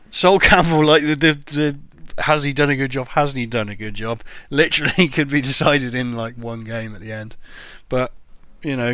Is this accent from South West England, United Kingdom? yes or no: yes; Cornwall, South West England, United Kingdom; they're the league club that's nearest to my birthplace